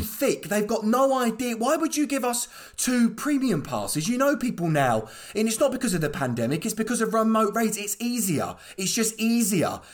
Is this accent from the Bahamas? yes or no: no; Croydon, London, United Kingdom; I'm from Croydon, born and bred. I've been raised up in South London